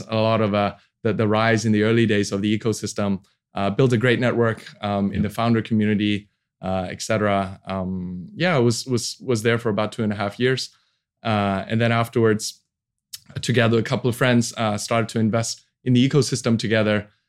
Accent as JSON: {"language": "English", "country": "Hong Kong", "tie": "born or raised there", "also_born_or_lived": "Sydney, Australia / Boston, United States", "moved": "as an adult", "lives_now": "Indonesia", "said": "I was born and raised in Hong Kong, 1980."}